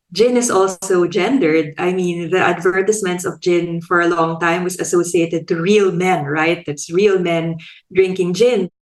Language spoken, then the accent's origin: English; Philippines; now in Australia; I'm a Filipino sociologist based in Australia